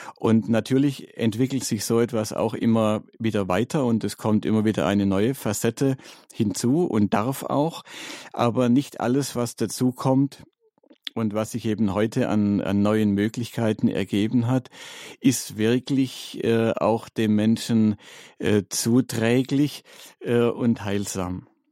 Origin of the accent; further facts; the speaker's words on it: Stuttgart, Baden-Württemberg, Germany; moved away; in Stuttgart, in meiner Heimatstadt